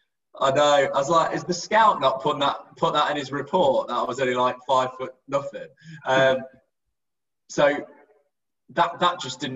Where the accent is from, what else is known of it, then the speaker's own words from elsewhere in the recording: Derby, East Midlands, United Kingdom; I was very wedded to Derby. You know, I'm from Derby.